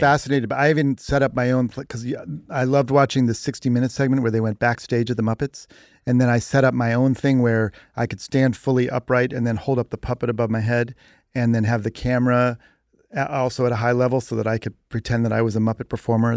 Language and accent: English; Cleveland, Ohio, United States; moved away as an adult; also born or lived in New York; Cleveland is where I'm from